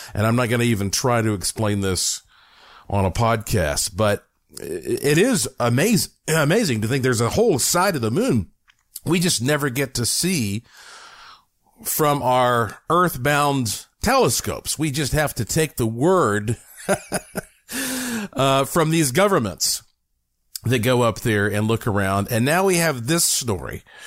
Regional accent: Asheville, North Carolina, United States; born or raised there; moved away as an adult; now in Las Vegas area, United States

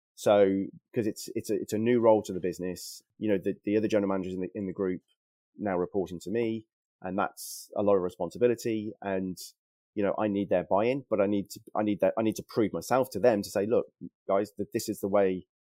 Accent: Worcester, West Midlands, United Kingdom; I'm from Worcester originally

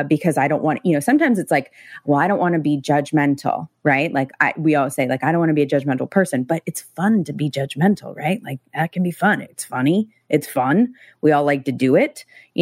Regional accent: coastal California, United States; I grew up here

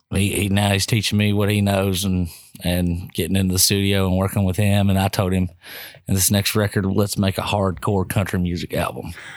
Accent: Bardstown, Kentucky, United States; moved away as an adult; I grew up in this town

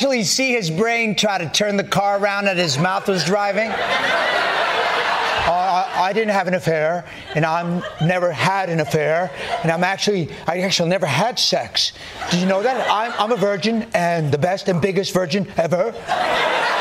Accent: New York City, New York, United States; as a New Yorker

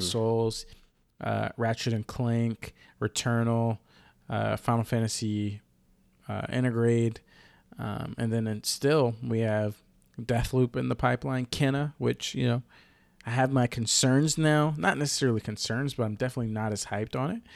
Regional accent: the South, United States; now in Seattle, United States; I'm from the South

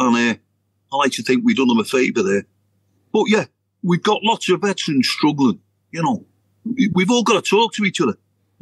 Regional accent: Liverpool, North West England, United Kingdom; now in Norfolk, United Kingdom; I'm in Norfolk, and I'm a robbing thief and scouser in Norfolk

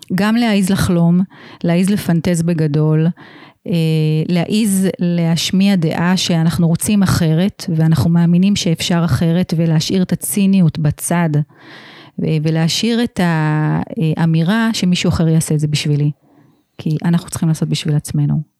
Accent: Israel; אני גדלתי פה

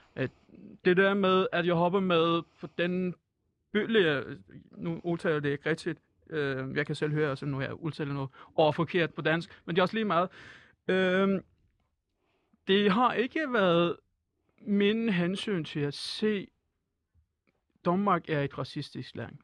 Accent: Iran; Danish is a second language; moved away as an adult; now in Denmark; jeg er mm. jo en flytninger, så altså, øh, jeg, jeg flygtede fra Iran

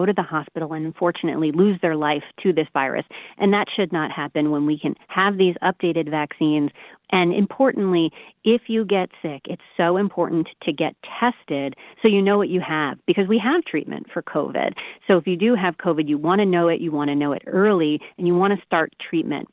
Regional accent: Baldwin, New York, United States; moved away; from Baldwin, went to Baldwin High School. My parents still live in Baldwin on Long Island

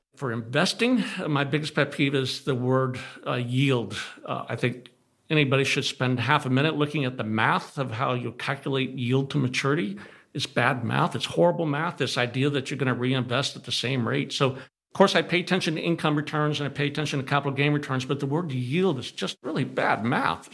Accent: California, United States; I grew up in California

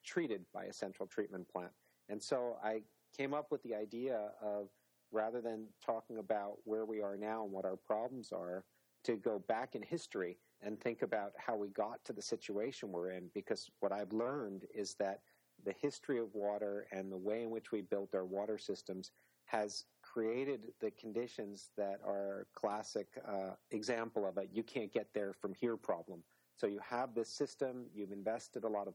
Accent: New York, United States; moved away; growing up in New York along the shore

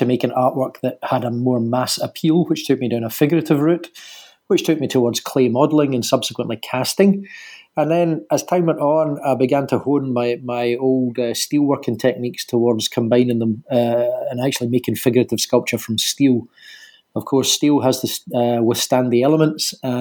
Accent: Glasgow, Scotland, United Kingdom; born or raised there; accent: Scottish

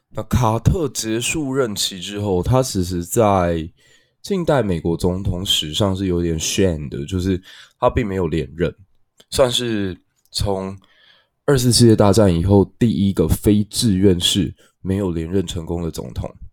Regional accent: Taiwan; 因为我是一个台湾人，所以当然做的选择不会跟美国人相同

